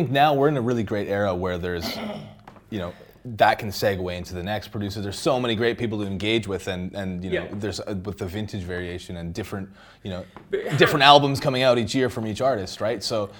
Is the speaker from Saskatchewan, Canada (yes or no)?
yes; Saskatchewan, Canada; I'm from Saskatchewan. I can't not pronounce that S.